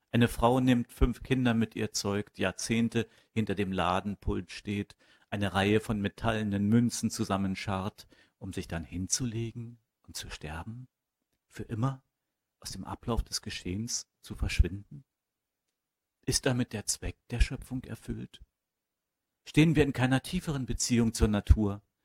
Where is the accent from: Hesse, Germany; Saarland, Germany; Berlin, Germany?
Berlin, Germany; also born or lived in Stuttgart; Eigentlich bin ich äh, qua Zufall äh, gebürtiger Berliner. Ähm, ich bin groß geworden am Stadtrand von Berlin, am nördlichen Stadtrand